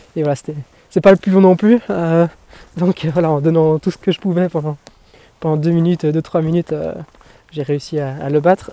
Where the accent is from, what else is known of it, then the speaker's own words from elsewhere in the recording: Belgium; en tant que belge